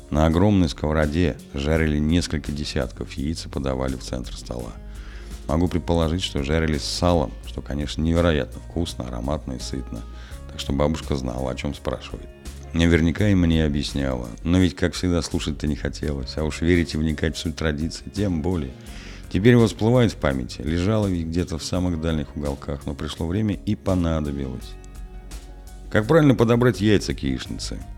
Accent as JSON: {"language": "Russian", "town": "Balashov", "region": "Saratov Oblast", "country": "Russia", "tie": "born or raised there", "said": "В моем родном городе Балашове всякий раз, когда я возвращался из гостей, бабушка неизменно задавала мне один и тот же вопрос."}